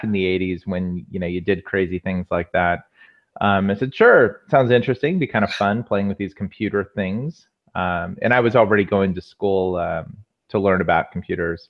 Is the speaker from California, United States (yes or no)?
yes; Walnut Creek, California, United States; moved away as an adult; also born or lived in Menlo Park / Mountain View; now in Los Angeles, United States; I grew up in the Bay Area. Grew up in the East Bay, out Walnut Creek area